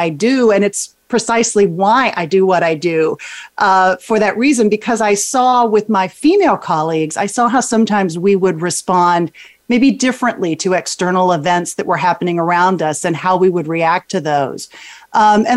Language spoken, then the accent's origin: English; Texas, United States; I grew up in Texas